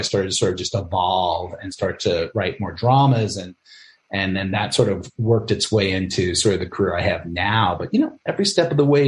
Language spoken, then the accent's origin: English; New York City, New York, United States; also born or lived in Albany, New York; I grew up in the Bronx with my grandmother and my mom and my aunts